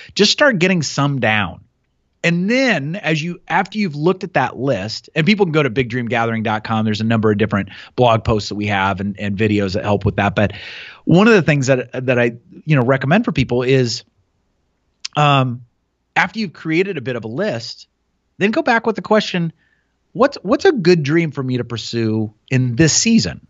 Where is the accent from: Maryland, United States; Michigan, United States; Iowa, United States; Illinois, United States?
Iowa, United States; Newton; also born or lived in Montana / Chicago / England; I grew up in Newton